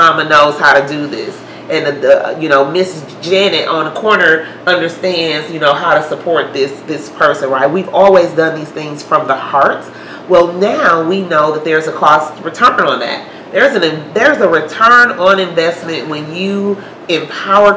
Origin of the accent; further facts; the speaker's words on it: Mississippi, United States; now in Milwaukee, United States; I'm from Mississippi